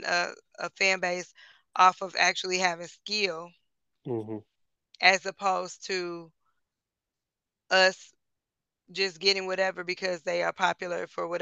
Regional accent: Detroit, Michigan, United States; we're from Detroit

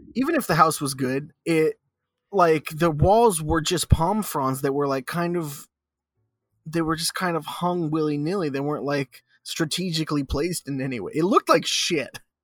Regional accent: Sarasota, Florida, United States; my hometown.

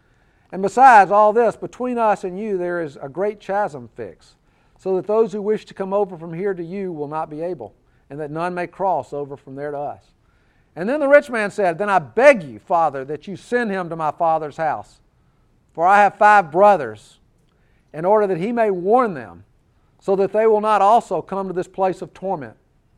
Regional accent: Birmingham, Alabama, United States; I was raised here in Birmingham. I was raised in the church.

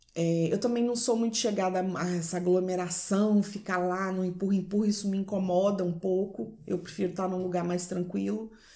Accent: Vila Velha, Espírito Santo, Brazil; Eu sou de Vila Velha, Espírito Santo

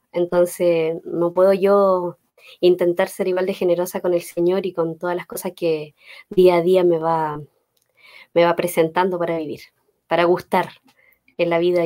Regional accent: Los Ángeles, Biobío, Chile; soy de Los Ángeles, ahí está mi familia

